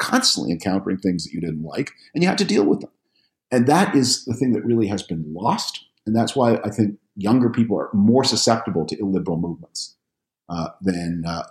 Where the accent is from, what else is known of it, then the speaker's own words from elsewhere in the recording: Canada; I'm from Canada.